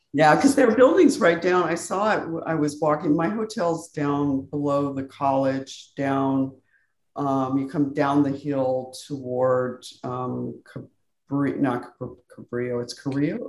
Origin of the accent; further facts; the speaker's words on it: Albuquerque, New Mexico, United States; now in San Diego, United States; I was born in New Mexico